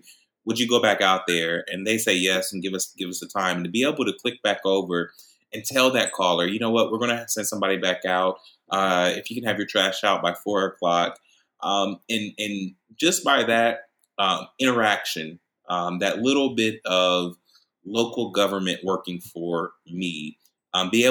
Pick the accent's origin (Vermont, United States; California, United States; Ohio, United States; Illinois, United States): Ohio, United States; Columbus; I was born and raised here in Columbus, Ohio